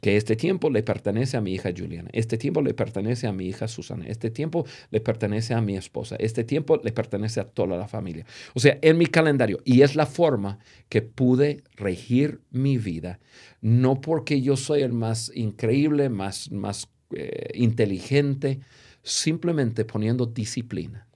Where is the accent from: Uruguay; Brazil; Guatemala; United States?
United States; Spanish is a second language; moved away as an adult; now in Mexico; el gringo, que yo soy